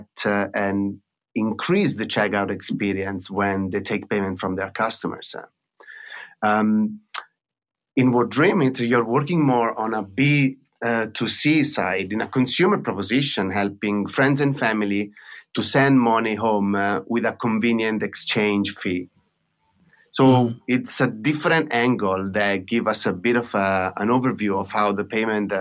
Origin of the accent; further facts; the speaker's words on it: Italy; accent: Italian; now in London, United Kingdom; As you can guess from my accent, I'm originally Italian